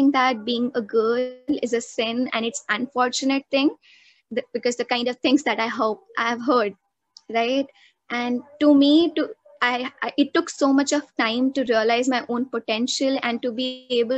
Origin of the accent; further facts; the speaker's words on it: New Delhi, Delhi, India; also born or lived in Uttar Pradesh; I was born in UP and I was brought up to Delhi when I was 6 months. And since then, my parents have been living in Delhi